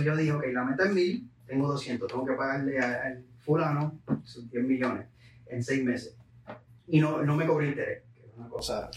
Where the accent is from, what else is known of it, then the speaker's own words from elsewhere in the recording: Puerto Rico; moved away; yo vengo de Puerto Rico, eh, mi madre pues falleció a los 11 años, yo tenía 11